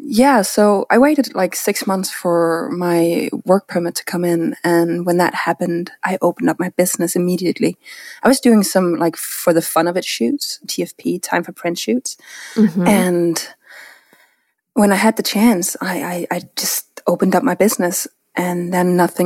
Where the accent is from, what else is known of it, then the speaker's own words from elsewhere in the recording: Denmark; moved away as an adult; now in Connecticut, United States; I'm born and raised in Denmark.